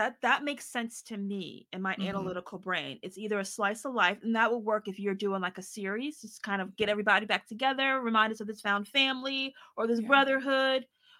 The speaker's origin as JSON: {"language": "English", "region": "Maryland", "country": "United States", "tie": "born there", "lives_now": "Virginia, United States", "said": "I was born in Maryland. Now I moved to Virginia. I was like 25 miles away from where I was born."}